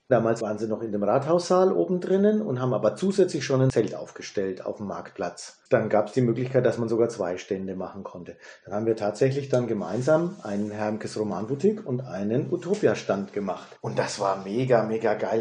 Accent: Germany; also born or lived in United States; bei uns in Deutschland

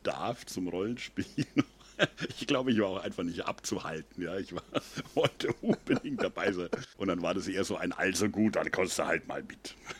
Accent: Üngershausen, Bavaria, Germany; So als kleiner Bub vom Land, ich komme ja aus Üngershausen, ja, so elf Kilometer süd-südwestlich von Würzburg

